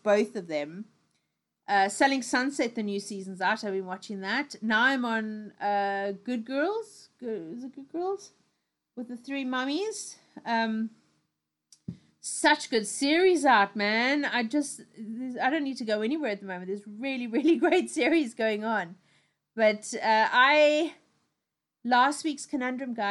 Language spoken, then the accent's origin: English; South Africa; now in United Kingdom; I love my old country. I love everything that's going on there. You know, things that are really South African. But I also don't live there anymore. I live in the UK